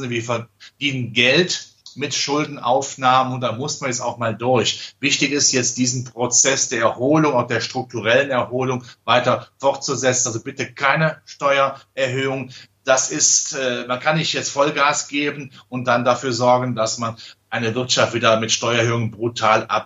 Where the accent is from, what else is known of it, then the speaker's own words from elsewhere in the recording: Rhineland, Germany; Ja, ich als Rheinländer kenne den alten Schlager natürlich